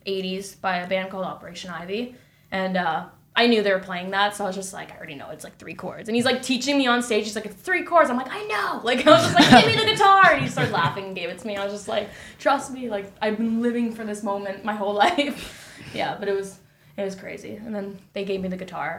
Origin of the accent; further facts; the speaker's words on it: Hamilton, Ontario, Canada; Hamilton, like, my hometown